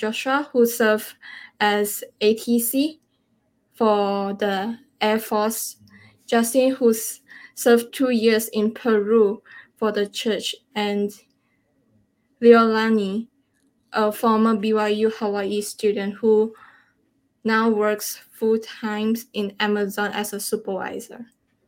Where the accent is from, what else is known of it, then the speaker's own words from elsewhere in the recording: Malaysia; I'm from Malaysia